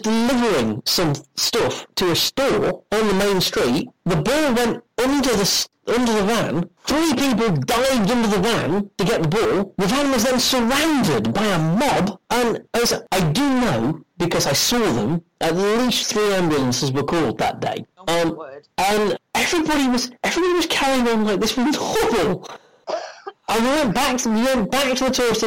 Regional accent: Doncaster, Yorkshire and the Humber, United Kingdom; I'm from Doncaster.

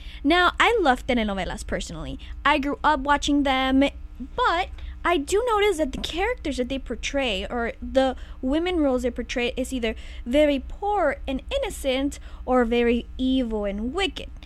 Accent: United States; growing up in the United States, I felt that I was also fed into what it meant to be a Latina in the media

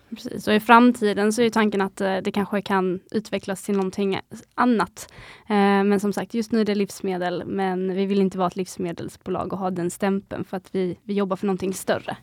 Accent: Skåne, Sweden; Vi kommer från Skåne

